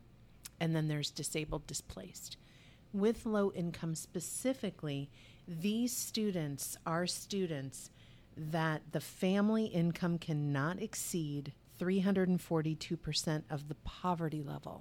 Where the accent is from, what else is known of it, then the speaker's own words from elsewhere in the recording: Ohio, United States; now in Arizona, United States; We're from Ohio